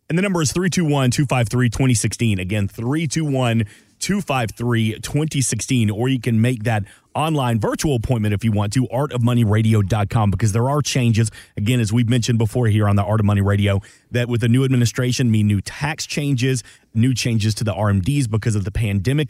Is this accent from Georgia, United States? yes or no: yes; Atlanta, Georgia, United States; I was born and raised in Atlanta.